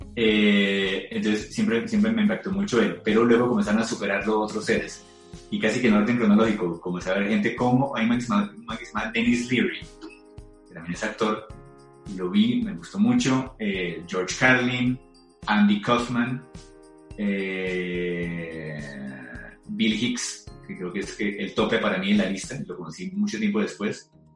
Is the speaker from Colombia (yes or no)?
yes; Colombia; somos colombianos